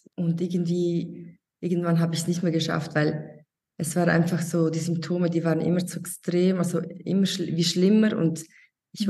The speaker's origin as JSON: {"language": "German", "country": "Switzerland", "said": "ich bin aus der Schweiz."}